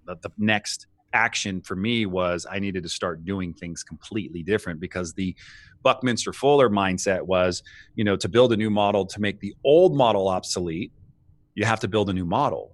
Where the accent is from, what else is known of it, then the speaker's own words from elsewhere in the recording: United States; for us in the States